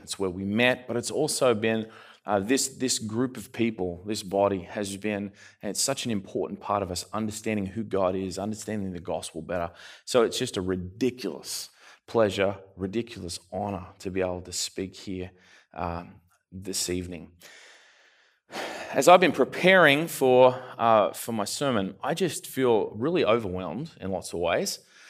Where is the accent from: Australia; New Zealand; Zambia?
Australia; also born or lived in Canada; I'm from further south. I'm from Australia. The funny thing is I lived in Canada for a while too. So my accent's kind of all messed up.